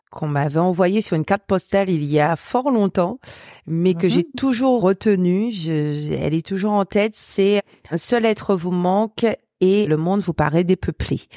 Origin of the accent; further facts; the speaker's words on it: Guadeloupe; now in Brittany, France; moi je viens de la Guadeloupe, donc on n'a que deux saisons